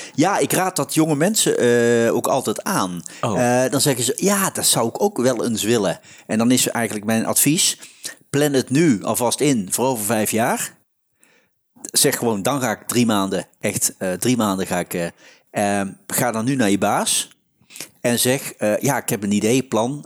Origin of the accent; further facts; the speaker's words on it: North Brabant, Netherlands; accent: Brabantse tongval; als Brabants, met de Brabantse tongval